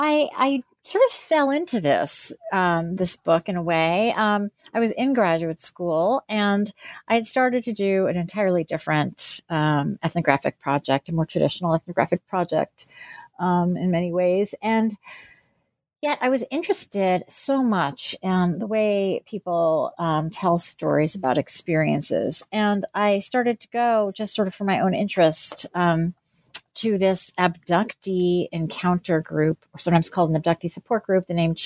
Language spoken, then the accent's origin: English; New Jersey, United States; also born or lived in Pennsylvania; So I was born in New Jersey and grew up there and in Pennsylvania.